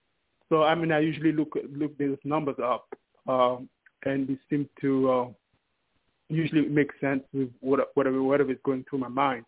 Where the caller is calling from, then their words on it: New York City, New York, United States; New York City.